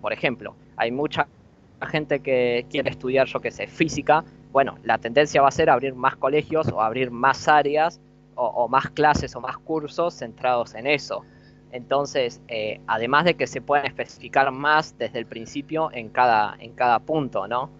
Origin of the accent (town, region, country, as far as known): Argentina